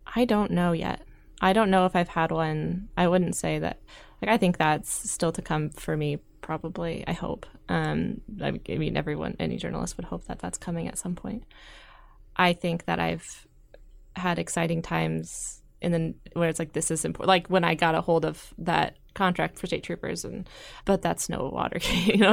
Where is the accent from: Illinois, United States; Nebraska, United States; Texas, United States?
Nebraska, United States; Gretna; moved away as an adult; also born or lived in Washington State; I grew up in Gretna, uh, right outside of Omaha